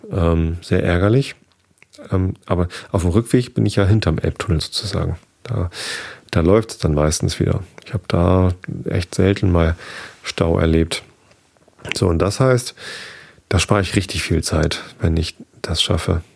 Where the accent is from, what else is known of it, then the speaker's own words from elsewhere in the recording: near Karkensdorf, south of Hamburg, Lower Saxony, Germany; Ich bin in der Nähe aufgewachsen, zwei Dörfer weiter